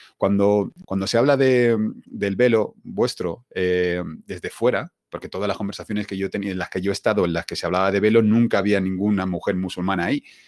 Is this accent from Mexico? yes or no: no; Spain; yo nací aquí en España